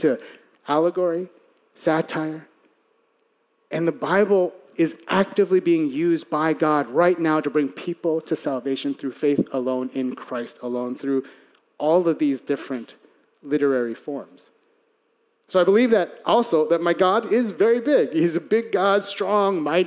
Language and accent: English; Chicago, Illinois, United States; I'm Korean-American. I was born and raised in Chicago